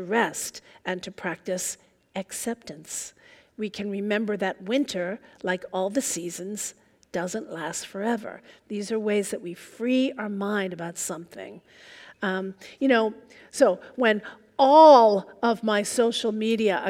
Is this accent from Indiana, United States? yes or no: no; New York, United States; now in Seattle, United States; I'm originally from New York, and I moved out here